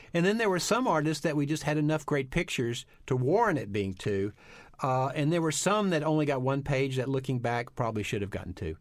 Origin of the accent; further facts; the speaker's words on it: Texas, United States; I grew up in Texas